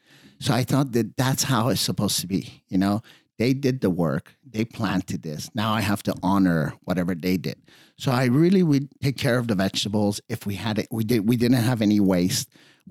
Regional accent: Redondo Beach, California, United States; also born or lived in Iran; I was born in Iran. We came here in 76 before the revolution. Mm-hmm. And my dad had a car wash on the beach. Mm-hmm. I was a surfer, boogie boarder kid at Redondo.

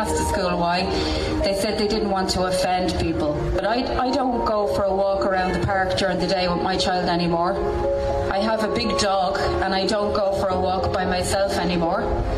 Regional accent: Dublin, Leinster, Ireland; I'm from Dublin, but I come to Mayo every weekend.

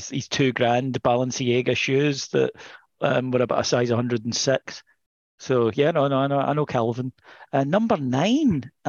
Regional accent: Scotland, United Kingdom; I'm Scottish.

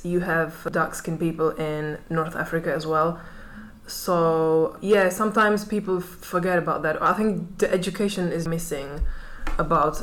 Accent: Czechia; moved away as an adult; also born or lived in London; now in Prague, Czech Republic; I was born here in Prague, and then when I was a bit older we moved to a small town which is in the Moravia region, and I spent most of my life there

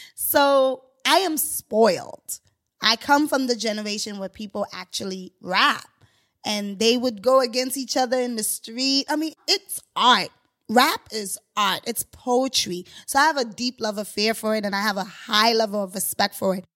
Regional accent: Haiti; now in New York City, United States; I'm originally from Haiti

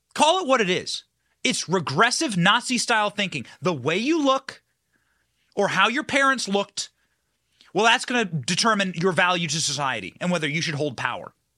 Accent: Cedar Rapids, Iowa, United States; also born or lived in Chicago, Illinois; I'm from a place called Cedar Rapids, Iowa

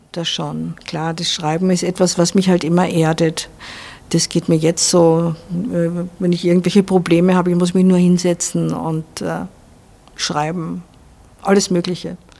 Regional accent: Vienna, Austria; moved away as an adult; also born or lived in Salzburg; now in Spain; Ich bin halt in Wien aufgewachsen

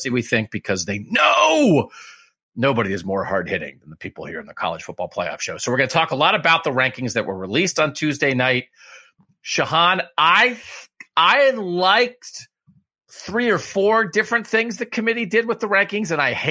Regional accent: central Pennsylvania, United States; I actually grew up in central Pennsylvania.

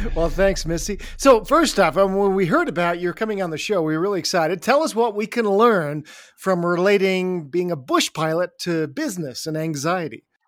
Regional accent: Canada; also born or lived in England; I was born in England and then grew up in Canada

